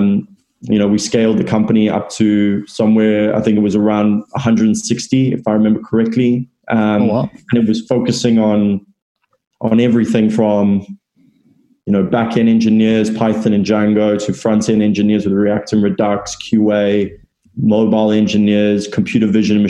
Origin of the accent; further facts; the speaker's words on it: South Africa; moved away as an adult; now in London, United Kingdom; I'm originally from South Africa, and I moved over to London roughly 4 years ago.